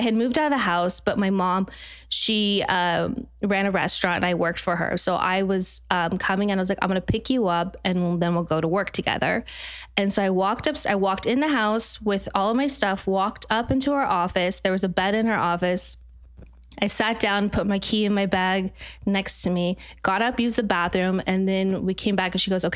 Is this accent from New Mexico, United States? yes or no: no; Utah, United States; I'm from Utah